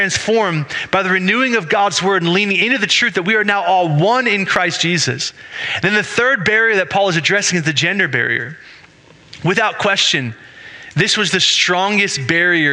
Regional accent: United States; I'm an American

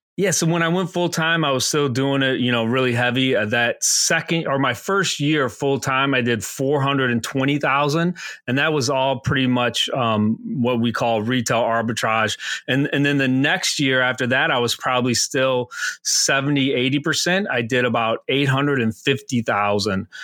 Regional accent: Aurora, Illinois, United States; moved away as an adult; also born or lived in Pennsylvania; I'm originally from Aurora, Illinois, um, famous for the home of Wayne's World

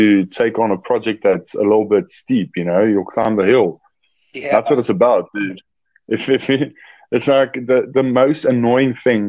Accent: South Africa; I'm from South Africa

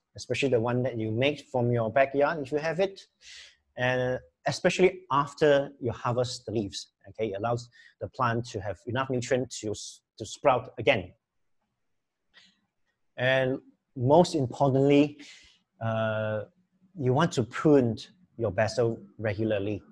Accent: Kluang, Johor, Malaysia; now in Penang, Malaysia; as a Johorian, okay, I come from Kluang, Johor. I'm not a Penangite

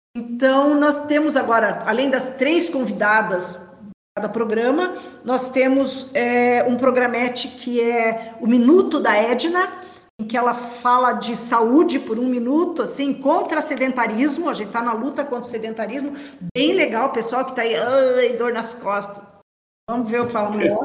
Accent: Brazil; sou do Brasil

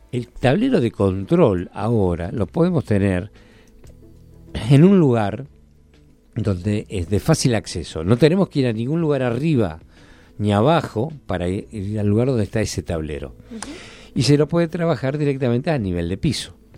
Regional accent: Argentina; en Argentina y en lo que es eh, Latinoamérica somos muy tradicionalistas

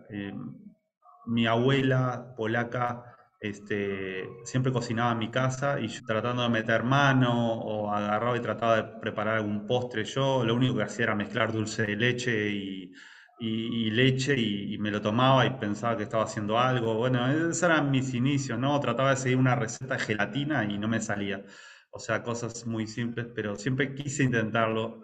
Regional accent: Montevideo, Uruguay; moved away as an adult; now in Lima, Peru; soy de Montevideo, Uruguay.

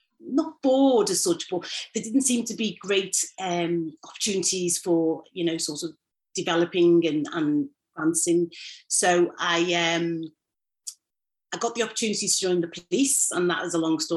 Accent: Liverpool, North West England, United Kingdom; I grew up in Toxteth, a single parent family

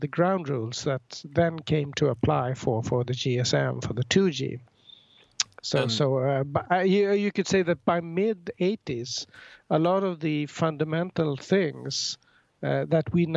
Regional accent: Stockholm, Stockholm County, Sweden; I'm from Stockholm, Sweden, born here

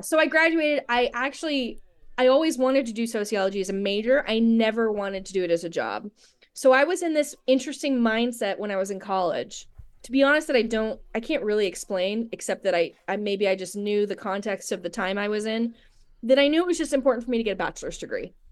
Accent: Moorpark, California, United States; also born or lived in Los Angeles / Orange County / Ventura; I, I was born in L A, but I grew up, um, in Ventura County. Um, the place, the town I grew up in Moore Park

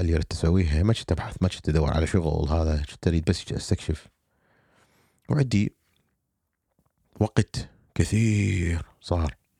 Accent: Iraq; moved away as an adult; also born or lived in Alabama, United States; now in United States; اني عراقي

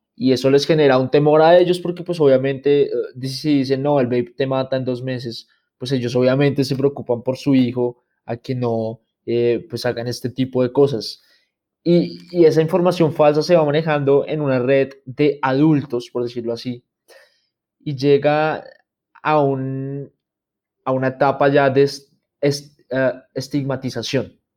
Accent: Bogotá, Colombia; yo vivo en Bogotá, soy de Bogotá

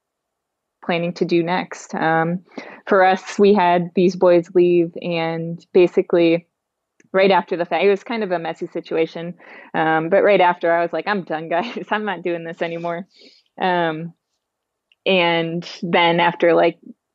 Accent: Wisconsin, United States; I'm from Wisconsin

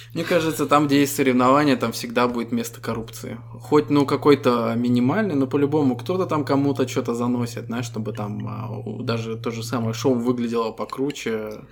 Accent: Estonia; Мы ребята из Эстонии

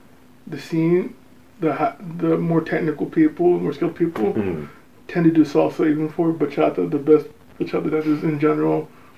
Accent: Oxnard, California, United States; also born or lived in San Diego; now in Orange County, United States; Then I went back to my hometown, Oxnard. Uh-huh. It's in Ventura County.

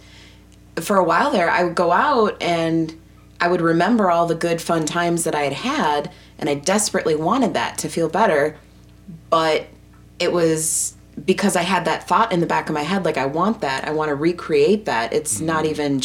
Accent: Wisconsin, United States; I'm from Wisconsin

